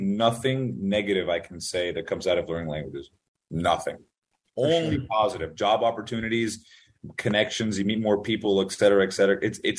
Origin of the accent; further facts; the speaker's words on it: France; I grew up mostly in France. I think French, I have the best accent.